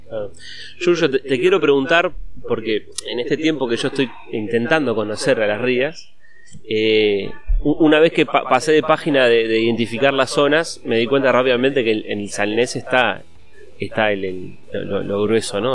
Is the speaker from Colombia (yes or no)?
no; Uruguay; en Uruguay, en mi país